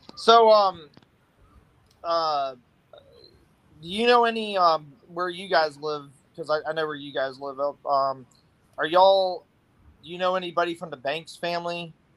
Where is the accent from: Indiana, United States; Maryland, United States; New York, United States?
Maryland, United States; Silver Spring; moved away; I'm originally from Silver Spring